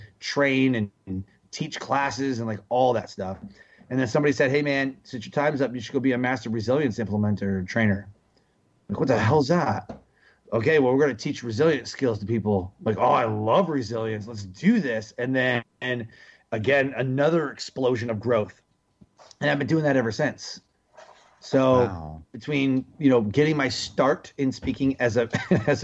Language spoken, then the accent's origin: English; Detroit, Michigan, United States; I grew up in Detroit, Michigan